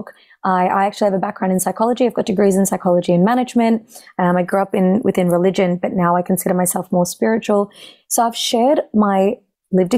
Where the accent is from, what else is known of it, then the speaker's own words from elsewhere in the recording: Australia; I'm, you know, a daughter of South Asian immigrants, and so growing up in Australia